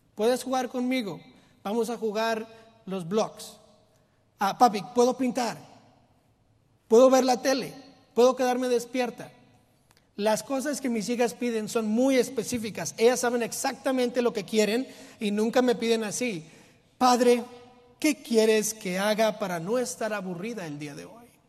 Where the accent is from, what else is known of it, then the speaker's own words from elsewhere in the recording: Mexico; yo soy mexicano